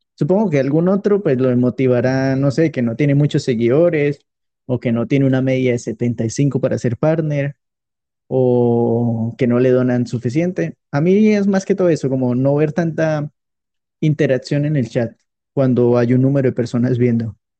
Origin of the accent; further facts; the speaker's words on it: Colombia; yo soy colombiano